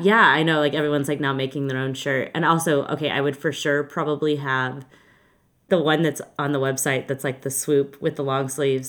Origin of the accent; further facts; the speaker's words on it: Texas, United States; I'm from Texas